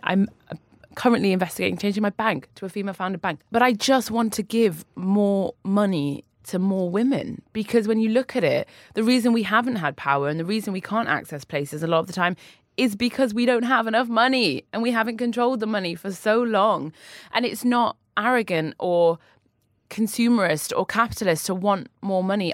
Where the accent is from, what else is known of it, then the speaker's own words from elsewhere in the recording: Newcastle upon Tyne, North East England, United Kingdom; moved away; also born or lived in London; I grew up in Newcastle. My family are still in Newcastle. I'm a northern lass.